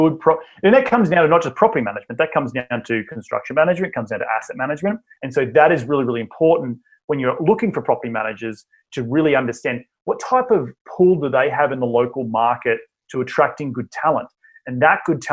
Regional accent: Australia; moved away as an adult; now in United States; originally from Australia, my deep southern accent, as I like to say, and I moved to the United States back in 2012

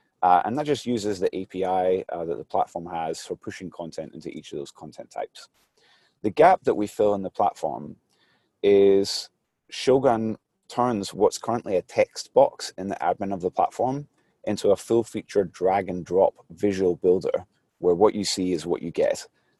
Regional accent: Glasgow, Scotland, United Kingdom; now in San Mateo, United States; Well, I'm originally from Glasgow, Scotland. Starting to lose my accent a little bit. But right now I'm in San Mateo, California.

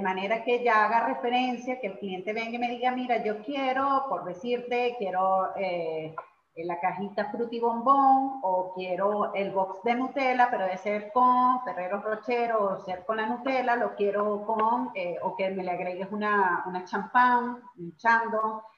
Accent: Caracas, Capital District, Venezuela; moved away as an adult; also born or lived in Guatire, Venezuela; now in Argentina; somos nacimos y todo en Caracas, pero bueno, posteriormente, pues que nos casamos, nos tocó vivir en Guatire un tiempo hasta que posteriormente nos vinimos para acá, para Argentina

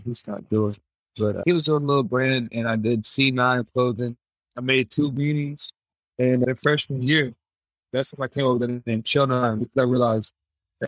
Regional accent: Tennessee, United States; also born or lived in Bradenton, Florida; I moved to Tennessee about when I was 7 or 8 years old. Been here ever since.

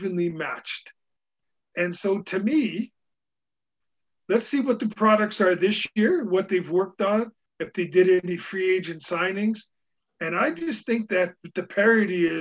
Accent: Canada; being Canadian

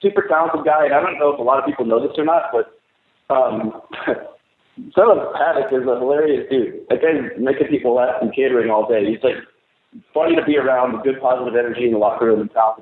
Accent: Los Angeles, California, United States; it's in Los Angeles, which is my hometown

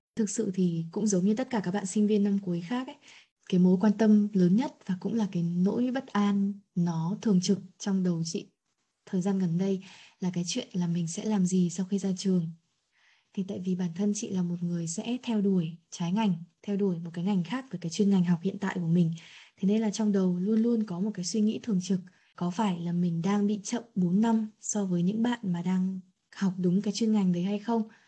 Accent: Vietnam; mình là người Việt Nam mình ăn khác họ này mình có gen khác họ

